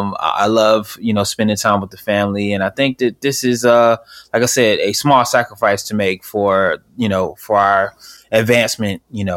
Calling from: Orlando, Florida, United States; Right now I'm in Orlando, Florida. I'm kind of all over the place. So I spend my time in LA.

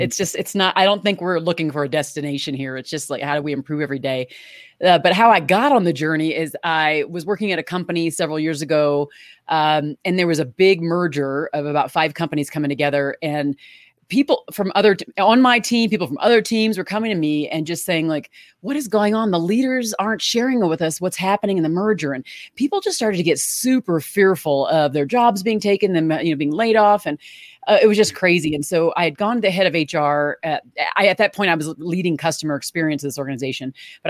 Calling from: Aurora, Colorado, United States; Well, I'm joining from Aurora, Colorado, which is a suburb from Denver.

